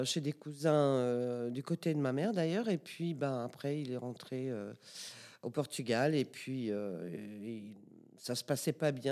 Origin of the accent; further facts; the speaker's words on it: DR Congo; born there; en fait, oui, je suis née au Congo belge. Mes quatre grands-parents euh, euh, habitaient au Congo belge. Mes parents se sont connus, fiancés, mariés. J'y suis née.